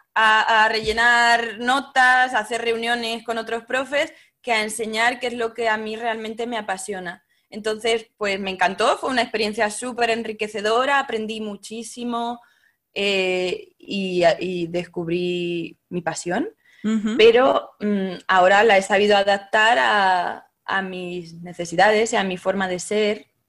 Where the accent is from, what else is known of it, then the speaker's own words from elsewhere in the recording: Castilla-La Mancha, Spain; moved away; also born or lived in Paris, France; soy manchega como tú